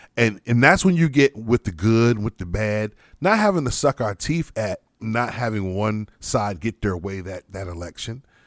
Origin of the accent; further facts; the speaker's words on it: United States; as proud as I am as an American, mm-hmm. as much as I love my country